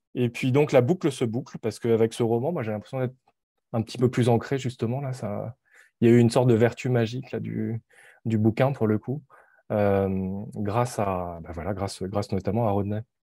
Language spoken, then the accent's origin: French; France; moved away as an adult; now in Montreal, Canada; je suis, euh, d'origine coréenne, je suis né en France